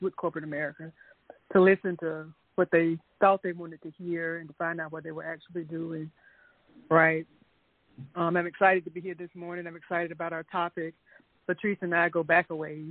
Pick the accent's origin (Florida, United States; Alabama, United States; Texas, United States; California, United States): Alabama, United States; moved away as an adult; now in Georgia, United States; I'm a Southern girl by life. I was born and raised in Alabama. I've been in Georgia since the mid-90s